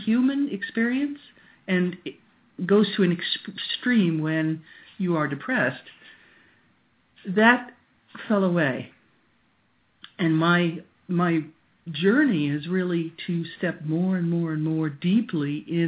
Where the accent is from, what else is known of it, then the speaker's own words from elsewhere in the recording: Long Island, New York, United States; moved away as an adult; also born or lived in Yarmouth, Maine; now in Maine, United States; I grew up on Long Island in New York